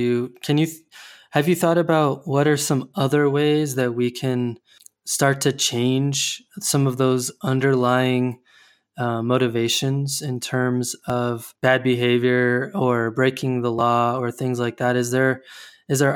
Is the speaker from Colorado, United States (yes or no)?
yes; Colorado Springs, Colorado, United States; moved away; I'm from Colorado Springs originally